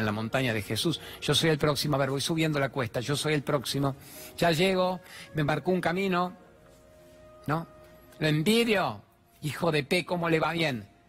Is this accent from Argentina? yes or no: yes; Argentina; soy el periodista argentino